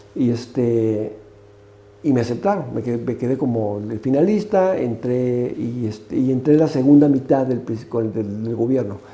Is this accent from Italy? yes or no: no; Mexico